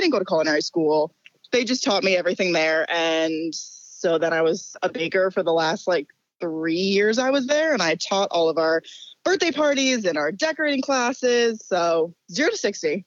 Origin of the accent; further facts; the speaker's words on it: Ridgewood, New Jersey, United States; my hometown in Ridgewood, New Jer-